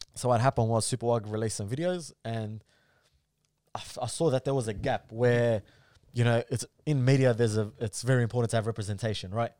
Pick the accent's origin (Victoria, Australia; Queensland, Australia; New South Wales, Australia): Victoria, Australia; Melbourne; I'm from Melbourne